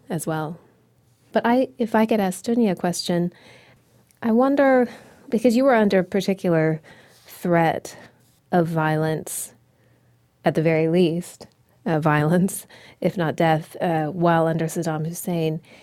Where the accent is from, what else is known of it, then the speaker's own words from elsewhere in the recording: United States; as an American poet